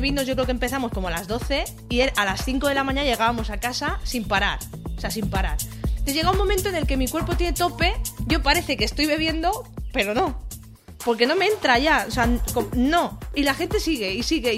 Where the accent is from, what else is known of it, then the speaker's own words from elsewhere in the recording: Alicante, Valencian Community, Spain; yo nací en Alicante, capital